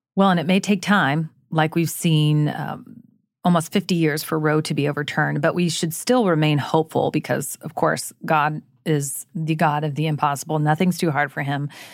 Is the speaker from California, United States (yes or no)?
no; Jacksonville, Florida, United States; I too have lived through several hurricanes growing up in Florida